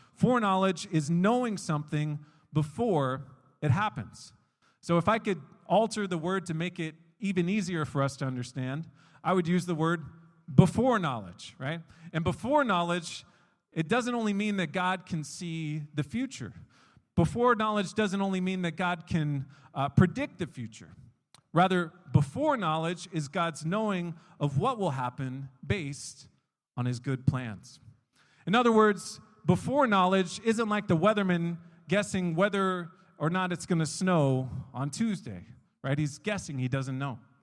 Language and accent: English; United States; moved away as an adult; now in Gdańsk, Poland; from my home country, from the States